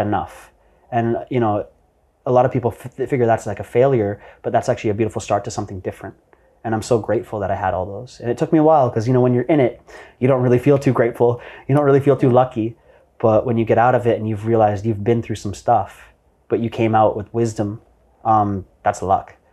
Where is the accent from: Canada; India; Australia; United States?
Canada; Vancouver, British Columbia; moved away as an adult; now in Bali, Indonesia; I'm an entrepreneur born and raised in Vancouver, Canada.